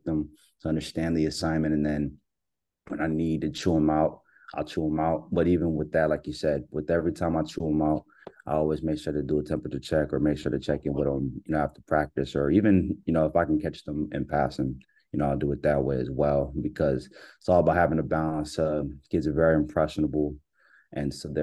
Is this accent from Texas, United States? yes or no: yes; Pearland, Texas, United States; grew up in Pearland, Silver Lake, Shadow Creek area.